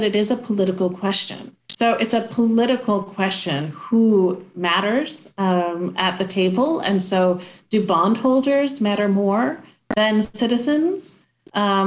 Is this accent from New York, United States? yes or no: no; Traverse City, Michigan, United States; I'm from Traverse City